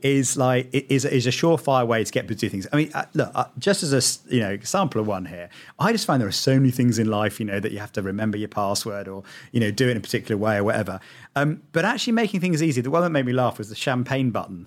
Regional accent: United Kingdom; I'm British

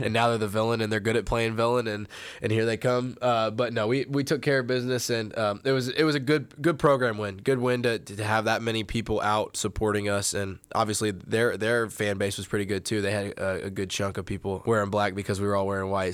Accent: Indiana, United States; moved away; I'm from Indiana

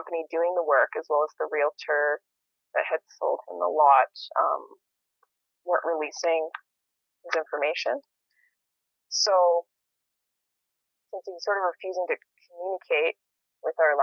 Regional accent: St. Albert, Alberta, Canada; moved away as an adult; also born or lived in Edmonton, Canada; now in Nelson, Canada; I grew up in St. Albert, outside of Edmonton.

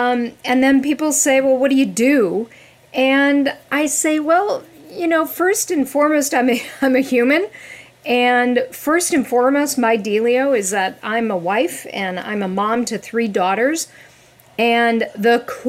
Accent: Wisconsin, United States; accent: Midwestern; I grew up in Wisconsin. I'm a good old Midwestern girl. I have dropped the accent since I've been living on the East Coast, but at any time, you know, I could pick it right up there.

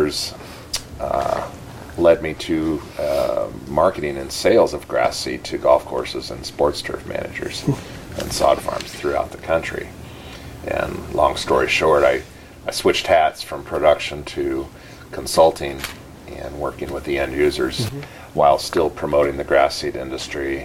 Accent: Willamette Valley, Oregon, United States; I grew up farming here in the Willamette Valley

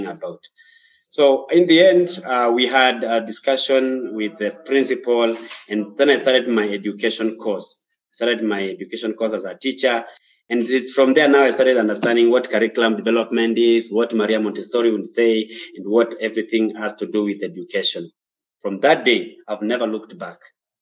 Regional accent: Kenya; also born or lived in Nairobi, Kenya; I'm a Kenyan. I live in Nairobi, Kenya, and the nearby counties.

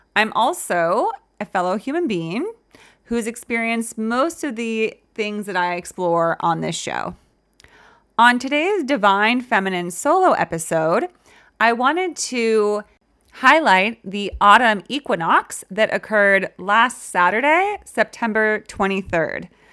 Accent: California, United States; I grew up in California

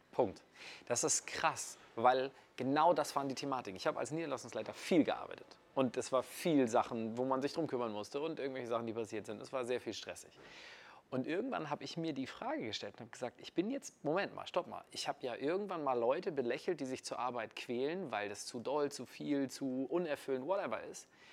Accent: Kiel, Schleswig-Holstein, Germany; wir sind hier gerade in München, ich komme aus Kiel

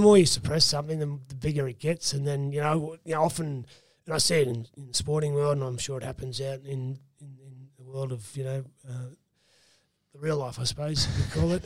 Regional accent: Roma, Queensland, Australia; also born or lived in Brisbane / Wandoan; I always say Roma because that's yep. where I spent most of my childhood

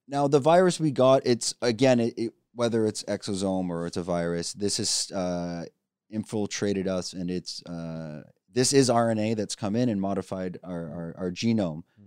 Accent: Canada; I have business in China, and I'm from Canada

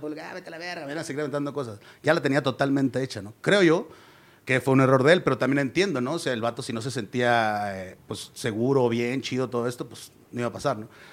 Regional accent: Ciudad Constitución, Baja California Sur, Mexico; moved away; somos de Ciudad Constitución, él también es de allá, güey. Él, yo me vine en el 99 para acá

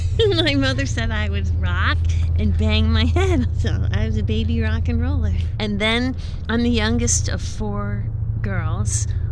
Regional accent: South Orange, New Jersey, United States; now in Millburn, United States; Well, I was born in New Jersey. And I grew up in South Orange, and then I went off to college, and when I returned, I moved to Hoboken and lived in Hoboken for 10 years, and then moved to Millburn, where we've been ever since.

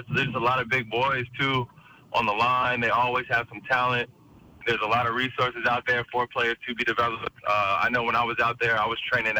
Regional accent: Washington, United States; my home state.

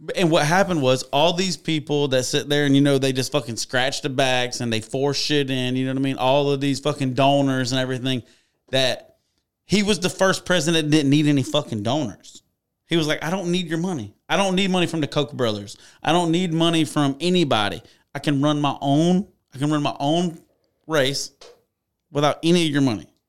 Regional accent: United States; I'm still American

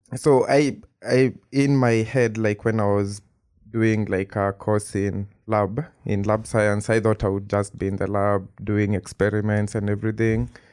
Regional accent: Kenya; moved away as an adult; now in Princeton, United States; I am from Kenya, like, I've grown up in Kenya all my life

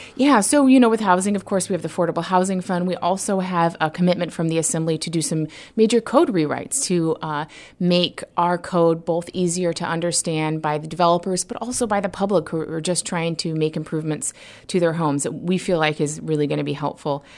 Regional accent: Homer, Alaska, United States; moved away as an adult; now in Juneau, United States; I was a city manager in my hometown, Homer, Alaska

